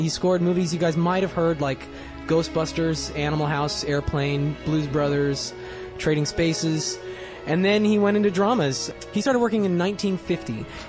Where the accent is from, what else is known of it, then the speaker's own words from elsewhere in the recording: Bellingham, Washington, United States; I was growing up in Bellingham, Washington, so there weren't exactly a lot of filmmakers there.